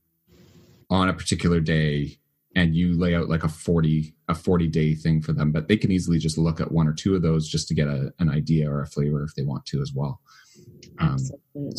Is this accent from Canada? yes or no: yes; Canada; I'm Canadian